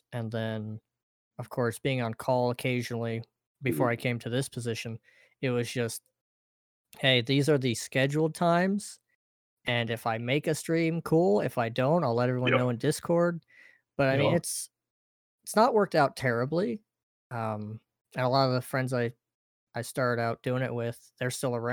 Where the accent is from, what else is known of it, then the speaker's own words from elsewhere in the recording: Oregon, United States; moved away as an adult; I'm originally from Oregon